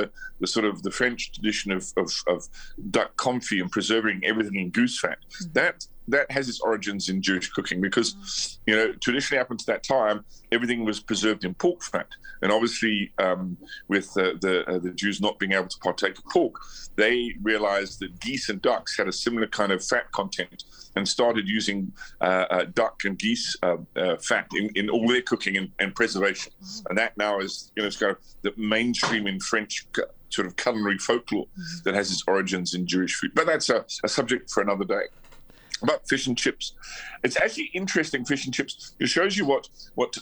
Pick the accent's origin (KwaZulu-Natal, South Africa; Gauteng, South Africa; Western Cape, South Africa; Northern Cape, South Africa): Gauteng, South Africa; Johannesburg; I grew up in Johannesburg